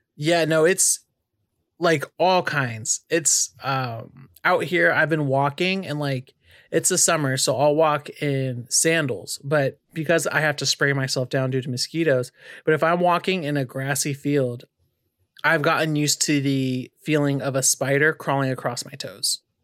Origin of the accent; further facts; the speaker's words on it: California, United States; also born or lived in Arizona; now in North Carolina, United States; being born and raised in California, then living in Arizona in the desert, and then coming to North Carolina